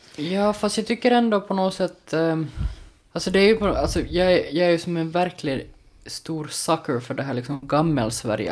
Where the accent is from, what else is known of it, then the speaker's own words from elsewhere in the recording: Larsmo, Ostrobothnia, Finland; Larsmo, eh, där jag är ifrån